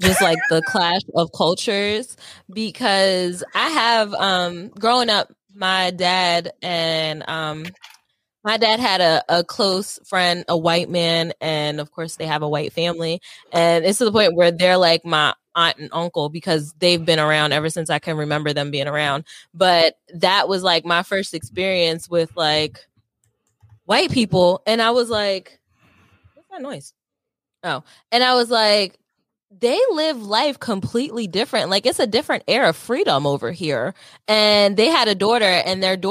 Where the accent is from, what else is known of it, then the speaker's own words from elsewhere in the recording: Wilmington, Delaware, United States; I'm from Delaware. I didn't get out of Wilmington, Delaware until probably like high school.